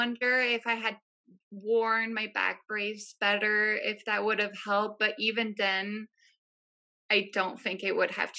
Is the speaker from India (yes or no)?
no; France; Yeah, I grew up in France.